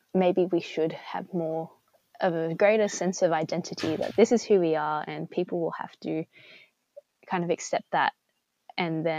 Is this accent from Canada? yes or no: no; Sydney, New South Wales, Australia; I was from Sydney